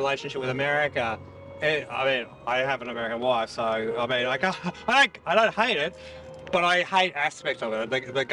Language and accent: English; Australia; moved away as an adult; now in New York, United States; my Australian passport